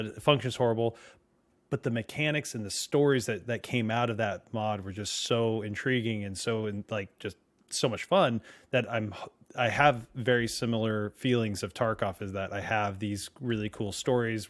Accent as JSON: {"language": "English", "region": "California", "country": "United States", "tie": "born or raised there", "also_born_or_lived": "New Jersey", "moved": "yes", "said": "I grew up in California"}